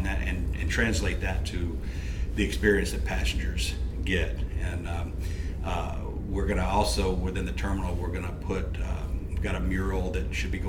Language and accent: English; Bossier City, Louisiana, United States; moved away as an adult; also born or lived in Homer, Louisiana; I'm proud to be from here. I grew up in Bossier. I was born in Homer